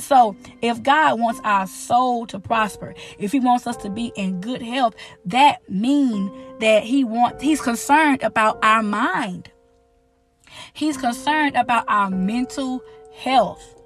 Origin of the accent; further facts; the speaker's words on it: United States; I am an American